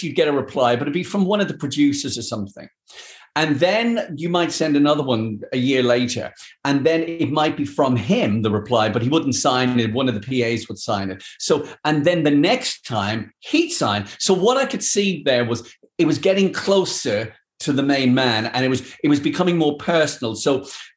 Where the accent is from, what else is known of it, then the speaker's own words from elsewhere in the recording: Dublin, Leinster, Ireland; moved away as an adult; also born or lived in London; growing up in Dublin